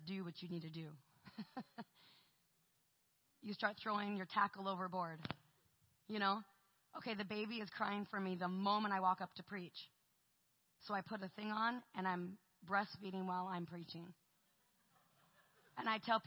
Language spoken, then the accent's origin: English; Portland, Oregon, United States; I'm from Portland, Oregon.